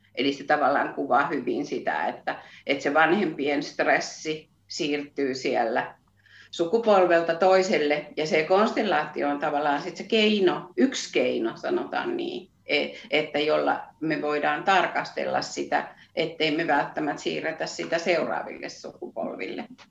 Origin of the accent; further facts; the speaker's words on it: Satakunta, Finland; accent: Satakunta dialect; moved away as an adult; now in Nurmijärvi, Finland; mutta siis olen koto, kotoisin satakunnasta ja ehkä se Viljami on niin se juttu, mikä, mikä, mikä meitä sitoo, että se, se satakunnan murre